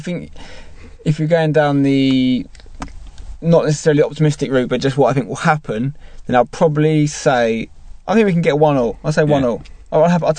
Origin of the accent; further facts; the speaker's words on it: Brentwood, East of England, United Kingdom; because I grew up in Brentwood